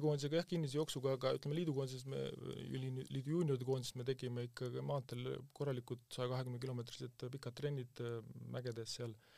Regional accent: Kuusalu, Harju County, Estonia; ma olen Kuusalust pärit

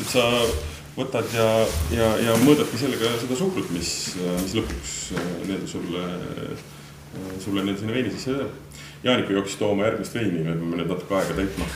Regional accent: Southern Estonia, Estonia; ma ise olen Lõuna-Eestist pärit

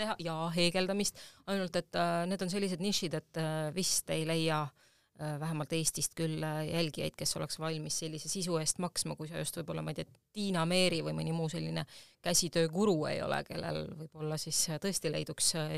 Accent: Tallinn, Harju County, Estonia; ma olen Tallinnast pärit ja siin oli mu kodu

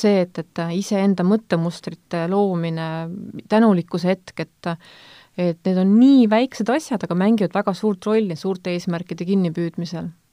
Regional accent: Võru County, Estonia; moved away; ma olen Võrumaalt pärit

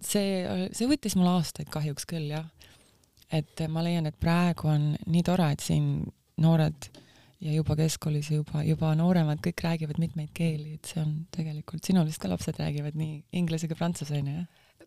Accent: Estonia; also born or lived in New York, United States; now in Miami, United States; ma kasvasin üles siin Nõukogude sellises äh, karmi meeleoluga kritiseerivas ühiskonnas

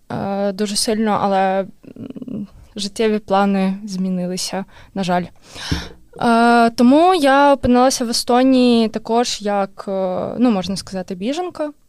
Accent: Kharkiv, Kharkiv Oblast, Ukraine; moved away as an adult; now in Estonia; Я з Харкова.

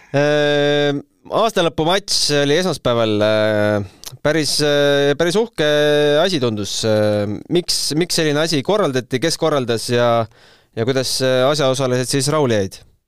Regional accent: Tartu, Tartu County, Estonia; mina ka Tartust

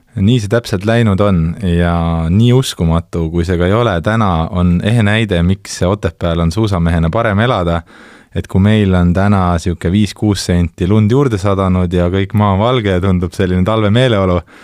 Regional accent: Tartu, Tartu County, Estonia; also born or lived in Kääriku; ma tegelikult kasvasin üles Tartus

